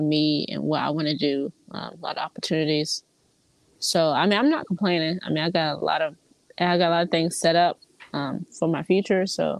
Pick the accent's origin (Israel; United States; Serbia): United States; Memphis, Tennessee; also born or lived in Columbus, Ohio / Texas; So I am from Columbus, Ohio, but I grew up in Memphis and in Texas. So we kind of moved around a lot.